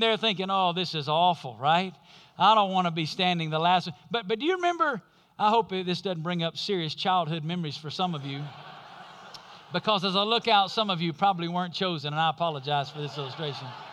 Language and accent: English; Alabama, United States; where we grew up in Alabama